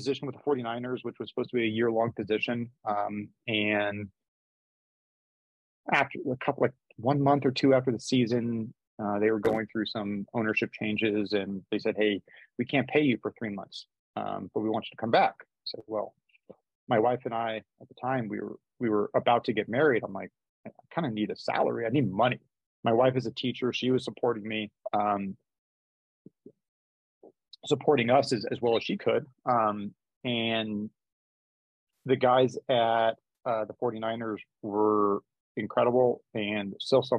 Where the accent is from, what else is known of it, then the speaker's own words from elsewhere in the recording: Los Angeles, California, United States; now in Bay Area, United States; I'm originally from Los Angeles